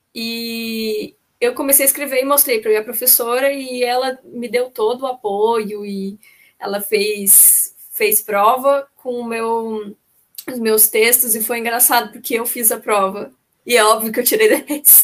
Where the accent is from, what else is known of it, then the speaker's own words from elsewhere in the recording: Caçapava, São Paulo, Brazil; moved away as an adult; now in Florianópolis, Brazil; eu sou de Caçapava, ali perto do, é no Vale do Paraíba.